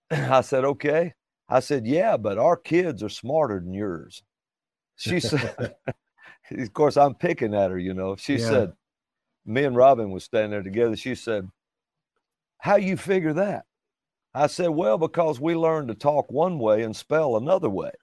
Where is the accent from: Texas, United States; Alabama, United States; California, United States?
Alabama, United States; accent: Southern drawl; I'm from Alabama